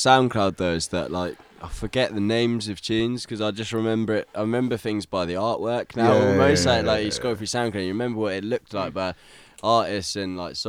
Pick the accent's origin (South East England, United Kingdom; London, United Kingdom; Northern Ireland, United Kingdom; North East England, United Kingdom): South East England, United Kingdom; Lymington; also born or lived in Croydon; I grew up in Leamington